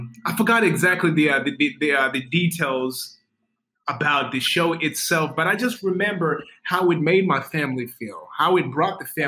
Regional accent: Zimbabwe; now in Dallas, United States; I was born in Zimbabwe.

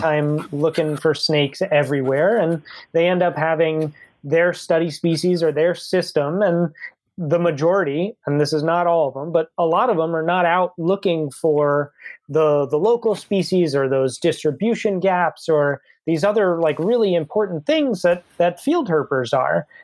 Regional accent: New Jersey, United States; the town that I grew up in in New Jersey

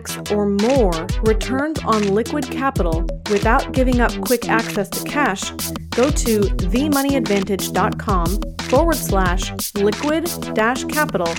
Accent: Minnesota, United States; I am from Minnesota. So it's a very familiar type of accent to me from my growing up years

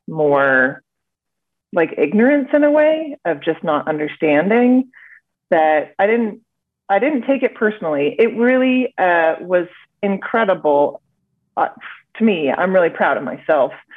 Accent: Vancouver, British Columbia, Canada; I hail from Vancouver, BC, Canada.

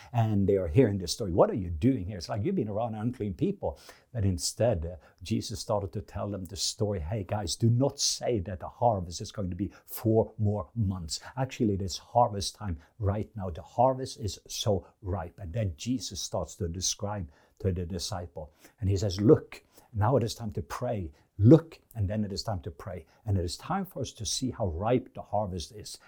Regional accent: Norway; English is a second language; moved away; being in Norwegian, I have learned that because English and This English is my second language

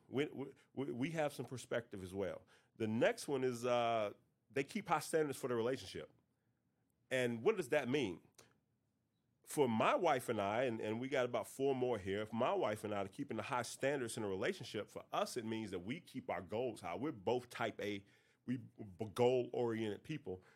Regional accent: North Carolina, United States; I'm from North Carolina

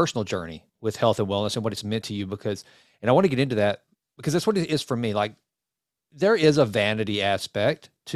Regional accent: Sulphur Springs, Texas, United States; when I was growing up, I grew up in Sulphur Springs, which is probably right about 80 miles up I-30

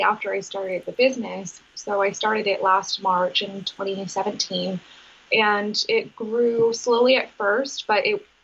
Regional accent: Maine, United States; also born or lived in Massachusetts; growing up in Maine

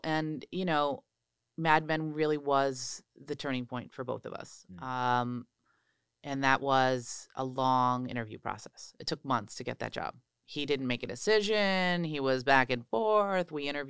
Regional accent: New York City, New York, United States; They wanted nothing to do with this LA person, which suddenly I was like, I'm a New Yorker.

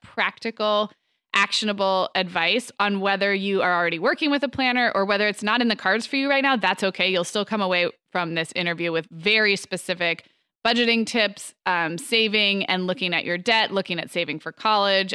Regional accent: Santa Barbara, California, United States; moved away; my hometown of Santa Barbara

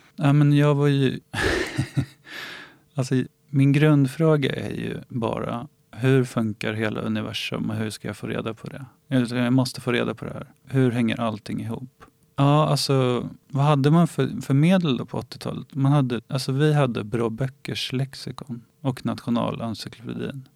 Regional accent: Ingarö, Stockholm County, Sweden; jag är uppvuxen på Ingarö som ligger i Stockholms skärgård

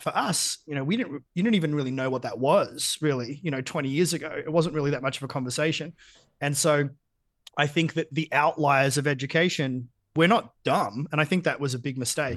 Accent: Geelong, Victoria, Australia; I grew up in Geelong

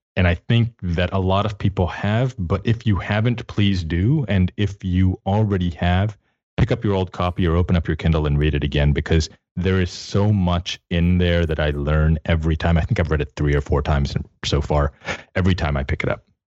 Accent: Texas, United States; I'm from Texas

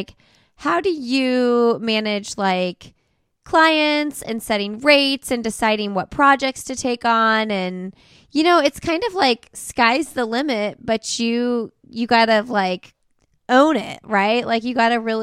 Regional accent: Midwest, United States; moved away as an adult; now in North Carolina, United States; I'm from the Midwest

